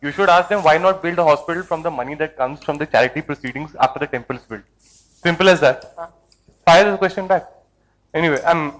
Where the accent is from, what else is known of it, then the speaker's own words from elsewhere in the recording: Himachal Pradesh, India; moved away; I'm originally from Himachal.